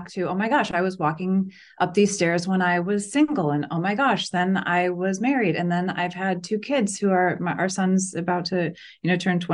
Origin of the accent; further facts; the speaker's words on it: Chicago, Illinois, United States; moved away; we grew up in Chicago